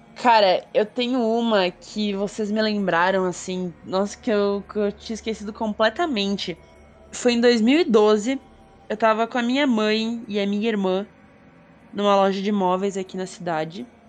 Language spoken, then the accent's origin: Portuguese; South Region, Brazil; eu sou sulista